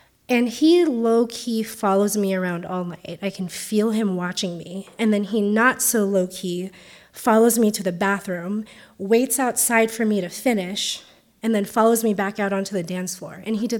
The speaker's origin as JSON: {"language": "English", "country": "Philippines", "moved": "yes", "lives_now": "United States", "said": "but have grown to include my identities as an Asian, as a Filipina, as a first-generation immigrant"}